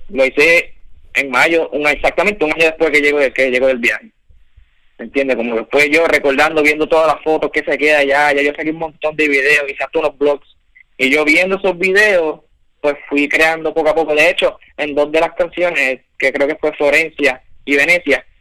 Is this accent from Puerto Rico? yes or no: no; Valladolid, Castile and León, Spain; now in Miami, United States; yo soy, dice que soy de Miami, pero yo, me estoy en Miami, pero yo soy de Valladolid natural.